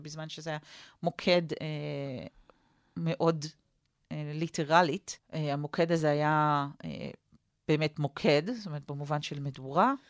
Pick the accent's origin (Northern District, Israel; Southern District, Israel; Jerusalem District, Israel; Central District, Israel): Jerusalem District, Israel; Jerusalem; גדלתי כמו באפי, אה, ליד פי הגיהנום